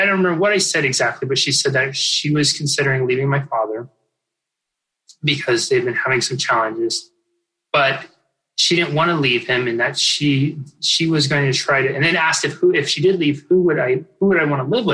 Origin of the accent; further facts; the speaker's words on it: Northern California, United States; I grew up in Northern California. It's the part of California that people think is Oregon